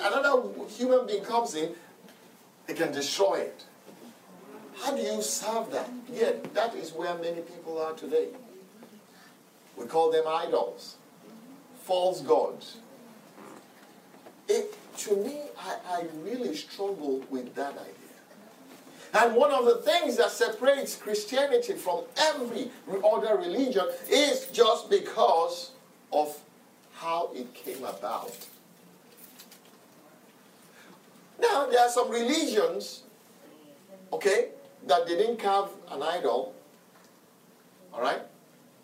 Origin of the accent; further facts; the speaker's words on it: Nigeria; Growing up in Nigeria as a young man